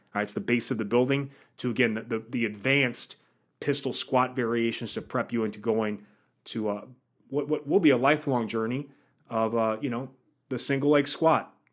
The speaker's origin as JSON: {"language": "English", "region": "Wisconsin", "country": "United States", "moved": "yes", "said": "I'm from Wisconsin, so I know what that's like during the winters"}